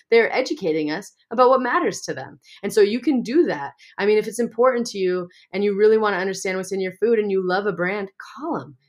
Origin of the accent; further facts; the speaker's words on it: Montana, United States; growing up in Montana, I know a lot of farmers and ranchers